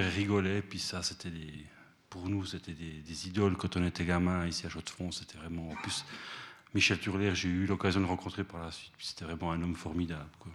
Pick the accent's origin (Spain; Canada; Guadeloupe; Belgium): Spain; now in Switzerland; je suis espagnol